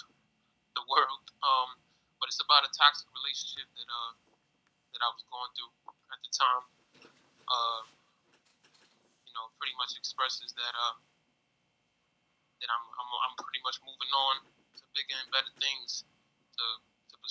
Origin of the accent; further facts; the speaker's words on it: New York City, New York, United States; I come from the Sanview section of the Bronx. I grew up in Sanview.